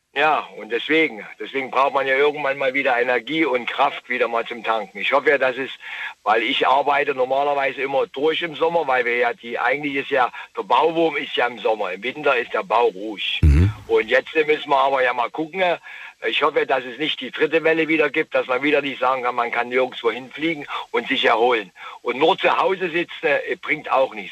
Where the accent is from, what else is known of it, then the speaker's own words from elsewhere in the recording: Kobern-Gondorf, on the Moselle, Rhineland-Palatinate, Germany; Ich komme aus Gobergondorf, an der Mosel unten her